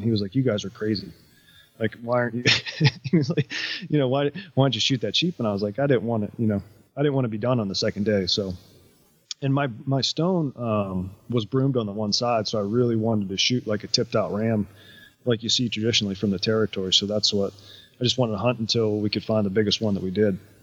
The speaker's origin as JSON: {"language": "English", "region": "East Coast", "country": "United States", "tie": "born or raised there", "said": "growing up on the East Coast"}